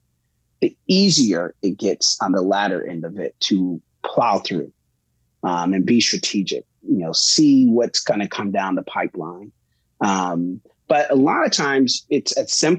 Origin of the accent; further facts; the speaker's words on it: Bridgeport, Connecticut, United States; I grew up in Bridgeport, Connecticut, proud to tell anyone and everyone that that's where I'm from.